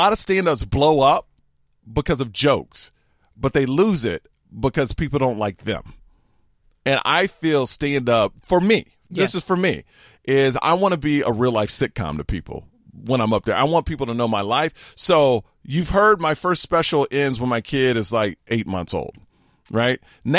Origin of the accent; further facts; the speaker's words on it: Houston, Texas, United States; But growing up in Houston, it was very racist, the parts I lived in.